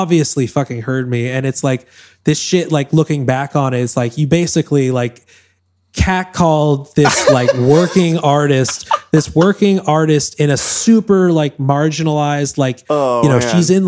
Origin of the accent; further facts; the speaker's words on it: Newton, Massachusetts, United States; moved away; Boston, Massachusetts, where I'm from. Newton, Mass, outside of Boston